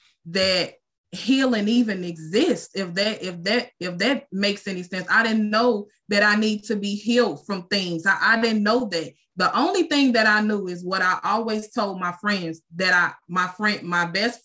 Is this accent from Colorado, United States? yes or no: no; Chicago, Illinois, United States; moved away as an adult; now in Lake Providence, United States; I'm from Chicago, Illinois, but God moved me to Lake Providence, I want to say in 2012. It's a small town